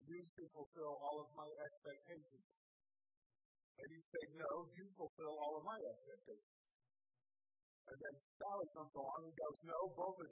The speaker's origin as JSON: {"language": "English", "region": "Indiana", "country": "United States", "tie": "born or raised there", "said": "I grew up in Indiana singing a little song that went like this"}